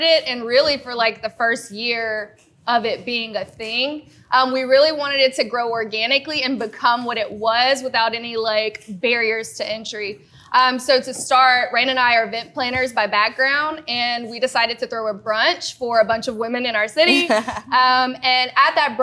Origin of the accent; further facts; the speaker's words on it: Shreveport, Louisiana, United States; now in Baton Rouge, United States; I am originally from Shreveport, Louisiana